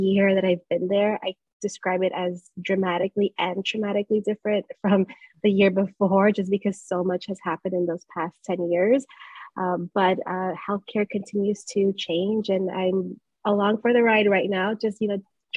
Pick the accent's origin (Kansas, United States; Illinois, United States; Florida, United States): Illinois, United States; Chicago; I grew up in Chicago on the Southwest side. I grew up in Little Village